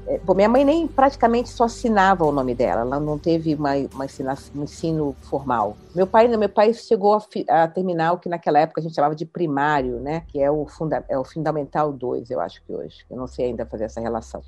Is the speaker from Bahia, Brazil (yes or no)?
no; Rio de Janeiro, Brazil; moved away as an adult; now in São Paulo, Brazil; Eu, eu nasci no Rio de Janeiro, numa família de baixa renda